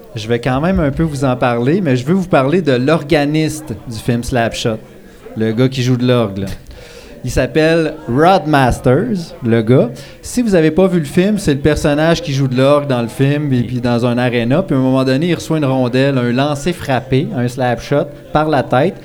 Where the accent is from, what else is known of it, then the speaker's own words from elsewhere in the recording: D'Alembert, Quebec, Canada; je viens du duché de D'Alembert